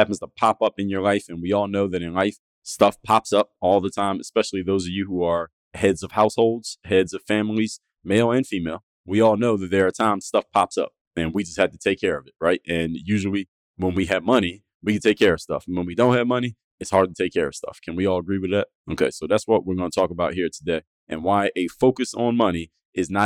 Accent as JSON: {"language": "English", "town": "Philadelphia", "region": "Pennsylvania", "country": "United States", "tie": "born or raised there", "moved": "as an adult", "lives_now": "Miami, United States", "said": "I'm from Philadelphia, Pennsylvania. That's where I was born and raised. Moved to Miami when I was in my 20s"}